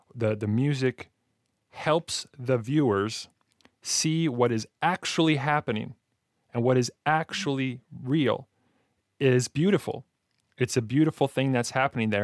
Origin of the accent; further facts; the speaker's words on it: Alberta, Canada; I'm from Alberta